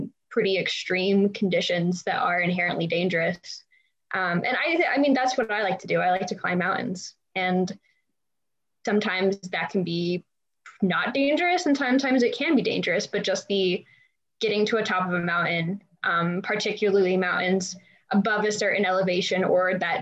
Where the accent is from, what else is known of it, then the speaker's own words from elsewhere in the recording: Fort Collins, Colorado, United States; also born or lived in Breckenridge, Colorado / United Kingdom; I grew up in Fort Collins, Colorado, which is north of Denver